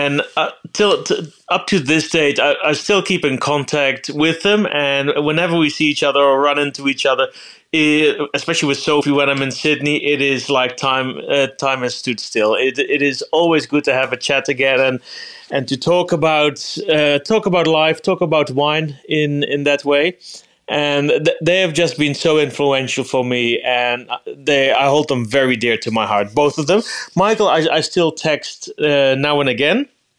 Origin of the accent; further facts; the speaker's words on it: Eindhoven, North Brabant, Netherlands; born there; English is a second language; I was born in Eindhoven. So that is the southern part of Holland.